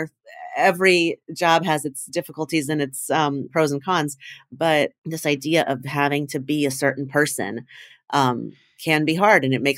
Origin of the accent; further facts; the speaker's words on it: Indiana, United States; moved away as an adult; I mean, I left my town, I grew up in Indiana and went to college in New York.